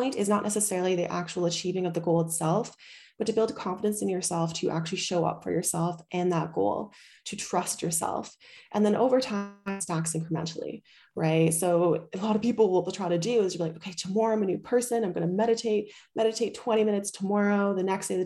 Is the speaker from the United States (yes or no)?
no; Canada; also born or lived in Bali; now in Europe; I'm from Canada